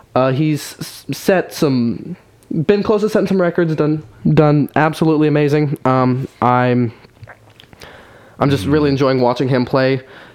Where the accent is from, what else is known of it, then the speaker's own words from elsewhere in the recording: Kansas City, Missouri, United States; now in Nashville, United States; I'm born and raised in Kansas City.